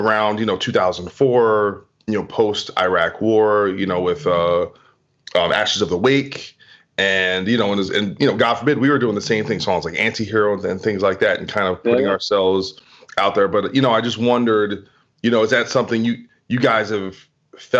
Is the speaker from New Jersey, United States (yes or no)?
yes; New Jersey, United States; now in Los Angeles, United States; I'm from New Jersey and I'm from the two, and I live in LA now